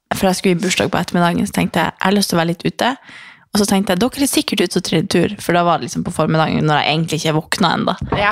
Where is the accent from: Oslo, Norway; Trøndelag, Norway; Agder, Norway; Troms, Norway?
Troms, Norway; Harstad; moved away; så bodde jo jeg hjemme i Harstad